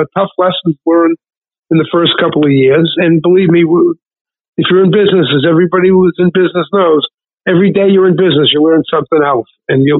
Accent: Worcester, Massachusetts, United States; also born or lived in Washington, D.C.; I'm originally from Worcester, Massachusetts, in central Mass. I grew up here

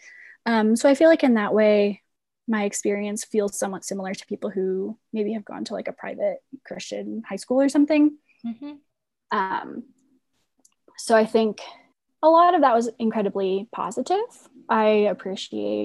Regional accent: Midwest, United States; moved away as an adult; now in Denver, United States; I grew up in the Midwest

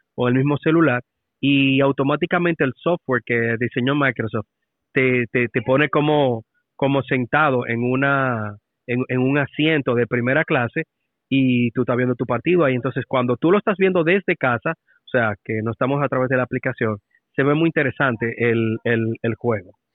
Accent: Dominican Republic; como dominicano

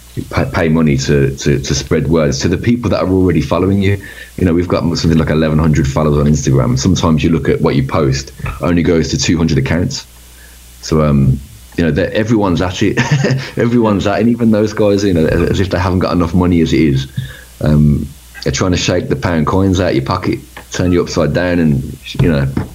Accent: Birmingham, West Midlands, United Kingdom; where we grew up in Birmingham

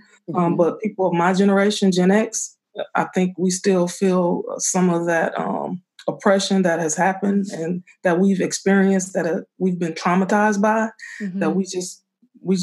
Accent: Benton Harbor, Michigan, United States; I grew up in Benton Harbor.

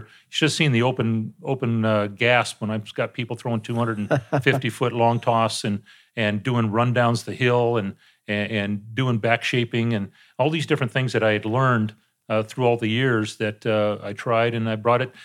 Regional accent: San Diego, California, United States; I got back to my hometown in San Diego

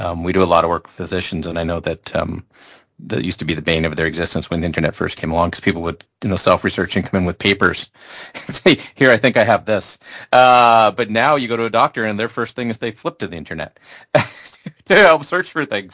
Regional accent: Canada; from a Canadian perspective

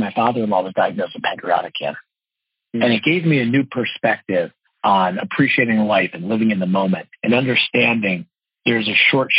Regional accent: Parsippany, New Jersey, United States; now in Washington Crossing, United States; I grew up actually in Parsippany, New Jersey

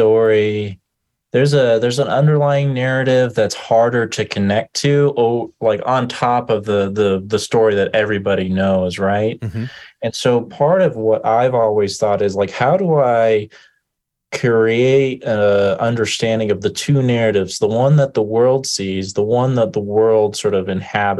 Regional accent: Denver, Colorado, United States; I grew up in Denver, Colorado, in a family system

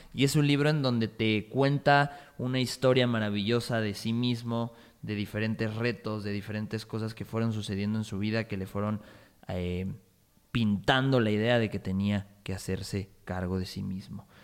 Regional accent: Mexico; tú y yo somos de México

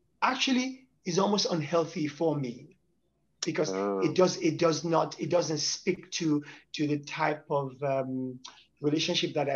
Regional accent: Nigeria; now in United States; I come from Nigeria, West Africa, and to be in the United States, now in the West

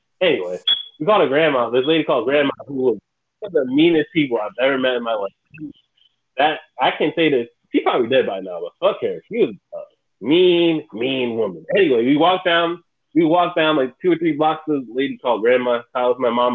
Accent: Bridgeport, Connecticut, United States; when I was young, growing up in Connecticut, back in, when I was living in Bridgeport, I believe I was about 5 to 7

